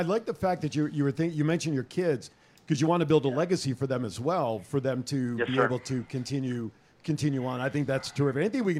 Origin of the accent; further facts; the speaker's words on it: Linden, New Jersey, United States; I'm originally from Linden.